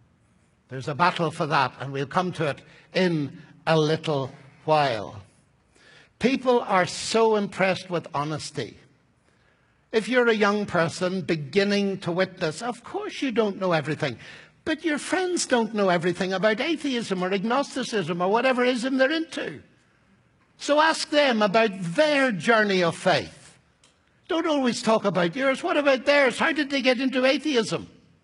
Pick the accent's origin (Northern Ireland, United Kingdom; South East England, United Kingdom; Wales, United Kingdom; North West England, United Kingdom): Northern Ireland, United Kingdom; I'm an Irishman, you see. So I have to watch my temperament.